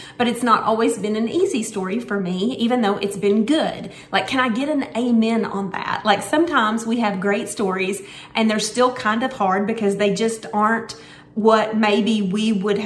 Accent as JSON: {"language": "English", "town": "Searcy", "region": "Arkansas", "country": "United States", "tie": "born or raised there", "said": "I was born in Searcy, Arkansas"}